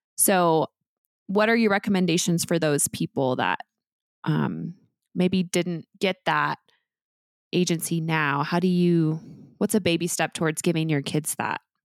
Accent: Midwest, United States; also born or lived in Oklahoma; I was raised in the Midwest and I actually was born in Oklahoma

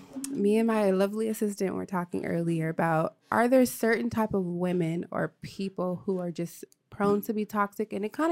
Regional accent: Phoenix, Arizona, United States; I was born and raised in Arizona, Phoenix, Arizona

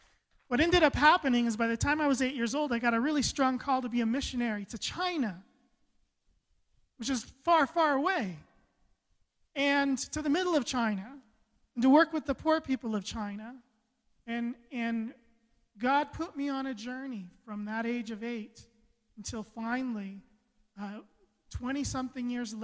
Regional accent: Costa Rica; born there; I was an abandoned child. I was born in Costa Rica. I was supposed to die.

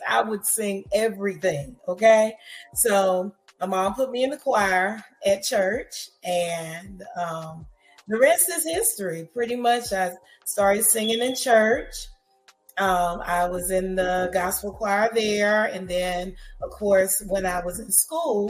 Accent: Princeville, North Carolina, United States; I am from a small town in North Carolina called Princeville, North Carolina

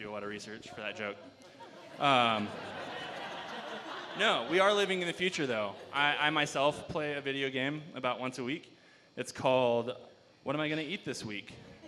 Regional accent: Nebraska, United States; now in Steamboat Springs, United States; living in Nebraska, where I grew up. I grew up in Nebraska

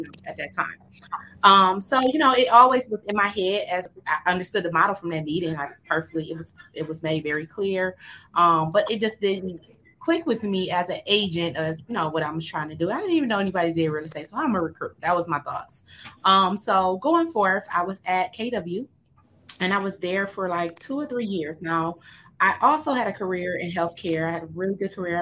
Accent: Detroit, Michigan, United States; I am from Detroit metro area

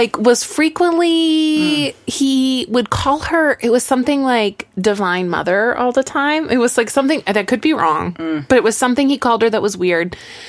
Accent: United States; my egocentrism that's been perpetuated as an American.

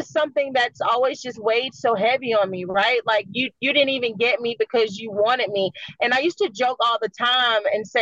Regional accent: Jersey City, New Jersey, United States; I was born in Jersey City in the mid to late 80s.

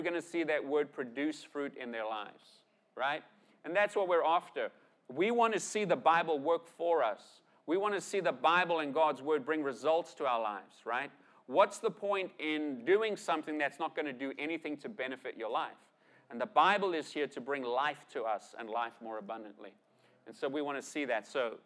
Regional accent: South Africa; Growing up, I grew up in South Africa, right? And I grew up in South Africa in the 70s, 80s, 90s

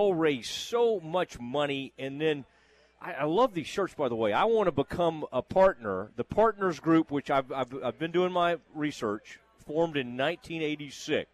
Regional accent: Kaufman, Texas, United States; I grew up in Kaufman, Texas, which is a rodeo town

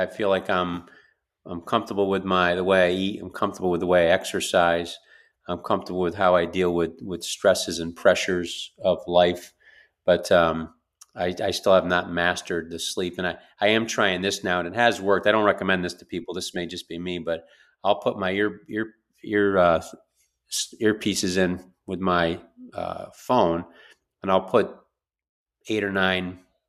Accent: New York, United States; That's growing up in New York.

